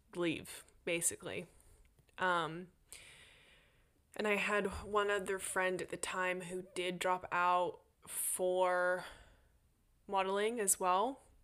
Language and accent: English; Australia; also born or lived in Sydney, Australia; now in United States; I am an Australian